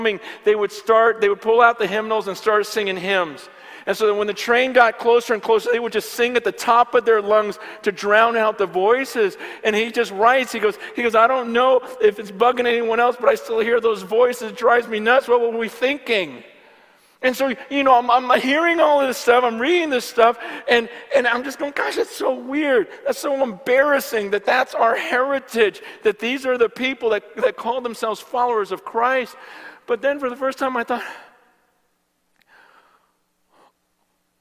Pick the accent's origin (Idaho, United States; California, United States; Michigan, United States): California, United States; my generation and growing up in California in the church for the last 20, 30 years